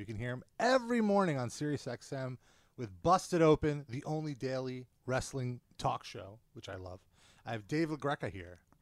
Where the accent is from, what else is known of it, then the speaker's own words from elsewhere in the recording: New York, United States; I'm a New Yorker